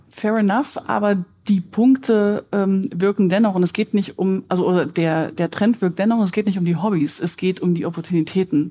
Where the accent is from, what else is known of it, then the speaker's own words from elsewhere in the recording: Germany; Wir sind als Deutsche